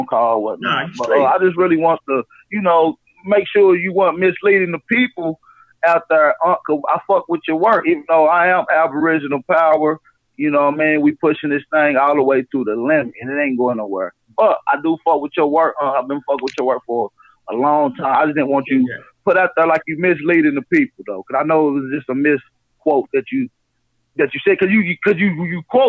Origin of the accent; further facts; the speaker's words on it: Knoxville, Tennessee, United States; I'm from Knoxville, Tennessee